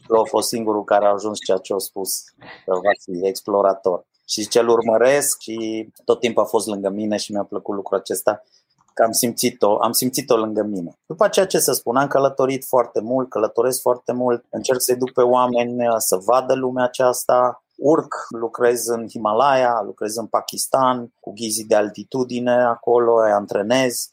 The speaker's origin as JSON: {"language": "Romanian", "town": "Cluj-Napoca", "region": "Cluj County", "country": "Romania", "tie": "born or raised there", "also_born_or_lived": "New Zealand / United States / Austria", "said": "Eu am copilărit în Cluj, mi-am mâncat cerneala în Cluj, cum s-ar spune, toate în Cluj"}